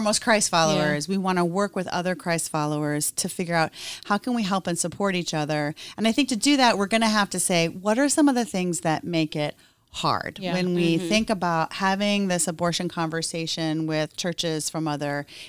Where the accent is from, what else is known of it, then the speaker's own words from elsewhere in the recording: Peoria, Illinois, United States; moved away; I'm from Peoria, Illinois